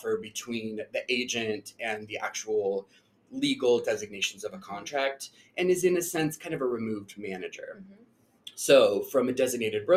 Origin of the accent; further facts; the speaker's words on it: Boise, Idaho, United States; moved away as an adult; also born or lived in San Francisco Bay Area, California; I am originally from Boise. So my partner and I decided to move to Boise. It's a return for me.